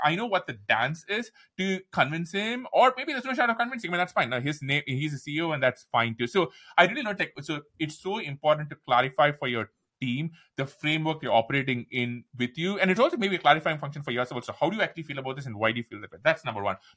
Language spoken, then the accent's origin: English; India; accent: Indian; moved away as an adult; also born or lived in Seattle, United States; now in United States; When I moved to the U S, I said, "Look, my accent is super intense. I'm Indian